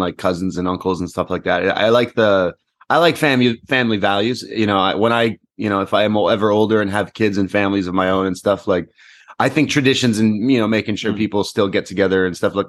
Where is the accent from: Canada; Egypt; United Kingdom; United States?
Canada; We're Canadian